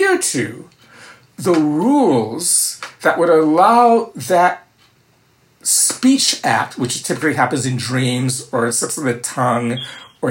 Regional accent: Minneapolis, Minnesota, United States; also born or lived in New Orleans / Ann Arbor; I'm 66 years old, I come from Minneapolis, by way of New Orleans, and Ann Arbor

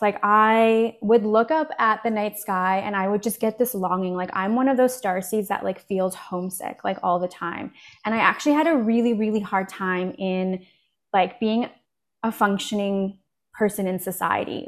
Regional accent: Canada; also born or lived in Poland; I was born in Poland, actually, and my family immigrated here, uh, when I was four to Canada. I live in Canada

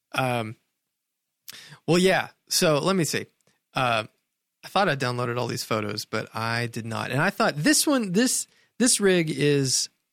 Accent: Sparta, Tennessee, United States; I grew up in Sparta, Tennessee

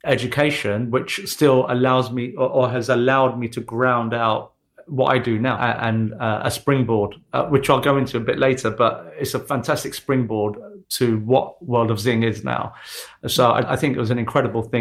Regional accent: London, United Kingdom; Born and raised in East London.

